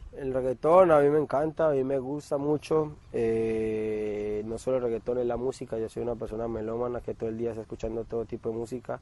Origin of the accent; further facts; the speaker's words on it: Colombia; moved away as an adult; now in Argentina; soy un colombiano más